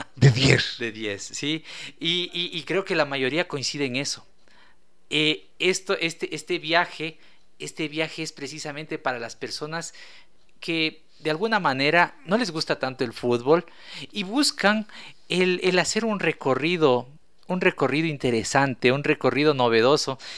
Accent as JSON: {"language": "Spanish", "country": "Ecuador", "said": "nosotros como ecuatorianos"}